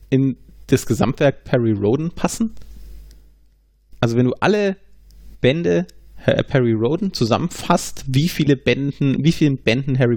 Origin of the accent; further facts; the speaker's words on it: Franconia, Bavaria, Germany; Also wir sind ja aus Franken.